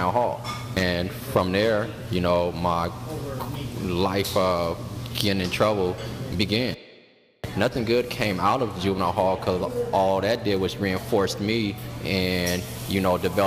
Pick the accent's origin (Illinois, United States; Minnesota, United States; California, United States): California, United States; Carson; I was born and raised in Carson, California